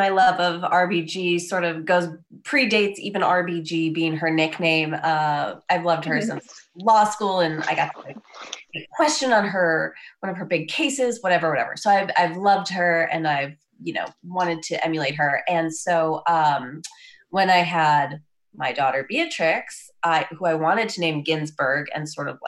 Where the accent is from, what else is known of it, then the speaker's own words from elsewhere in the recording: Wisconsin, United States; moved away as an adult; now in Lincoln, United States; I'm from Wisconsin originally, and I did come here for law school at the time